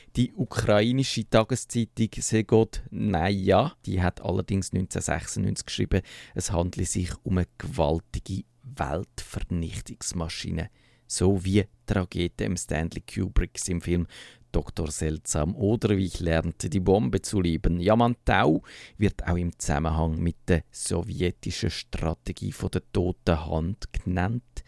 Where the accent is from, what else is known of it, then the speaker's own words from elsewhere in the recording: Switzerland; wir Schweizer